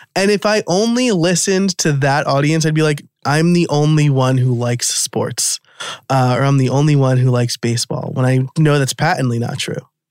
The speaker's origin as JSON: {"language": "English", "region": "New York", "country": "United States", "tie": "born or raised there", "said": "born and raised in New York."}